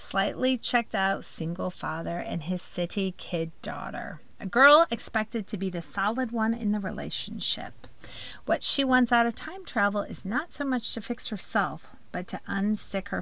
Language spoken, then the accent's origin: English; Midwest, United States; I'm a Midwesterner at heart